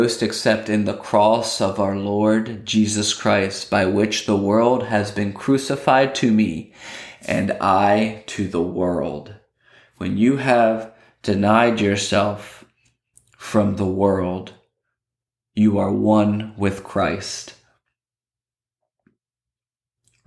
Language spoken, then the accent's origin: English; Lancaster County, Pennsylvania, United States; I grew up in Lancaster County, Pennsylvania, and there are plenty of farms up there